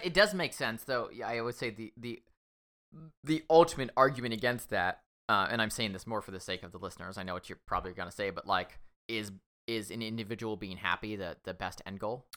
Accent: Washington, United States; I'm from Washington State

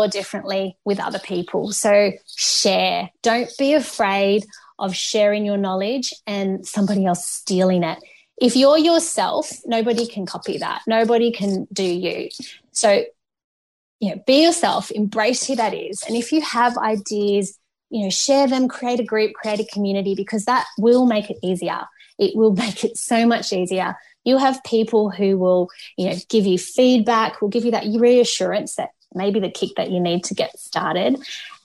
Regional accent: Canberra, Australian Capital Territory, Australia; my hometown of Canberra

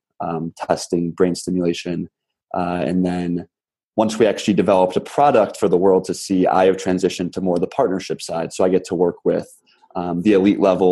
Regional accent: Chicago suburbs, Illinois, United States; moved away as an adult; also born or lived in Berkeley, California; I grew up in Chicago suburbs

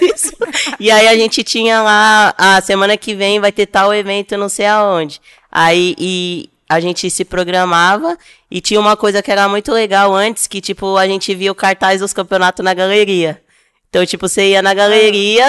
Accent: São Paulo, Brazil; eu tenho 33 anos, sou de São Paulo

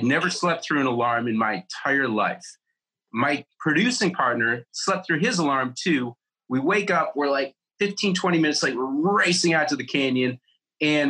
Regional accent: Buffalo, New York, United States; also born or lived in Los Angeles; now in Bozeman, United States; I was born just outside New York City. I grew up in Buffalo, New York

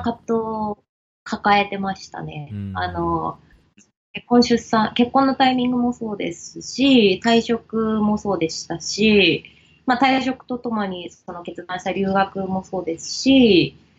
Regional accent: Japan; moved away as an adult; 生まれ、生まれ育ちはですね、あの、ずっと日本ででして

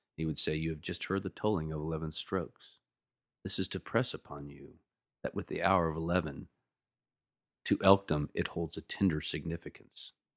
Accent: Lawrence, Kansas, United States; also born or lived in Nevada, Missouri; I grew up in Lawrence, Kansas. That's my hometown

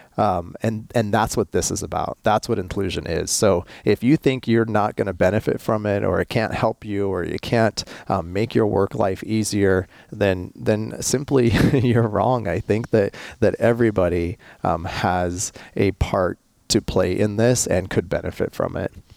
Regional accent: United States; I'm American

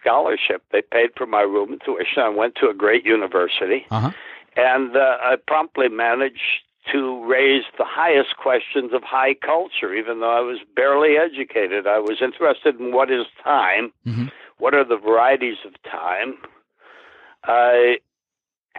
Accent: Detroit, Michigan, United States; moved away; also born or lived in Minnesota; I was brought up in Detroit, Michigan

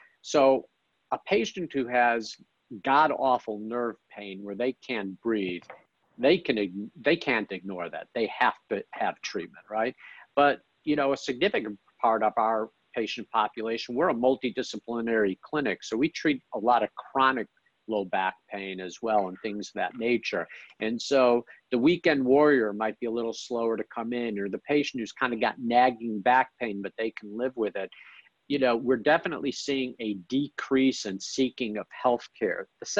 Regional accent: Chicago, Illinois, United States; now in Dallas, United States; I came from Chicago to Dallas, I've had a lot of good fortune being here at the right time.

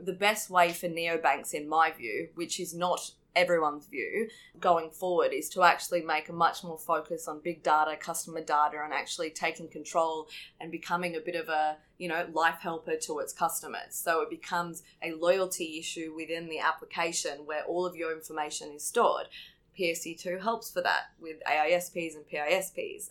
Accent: Australia; as an Australian

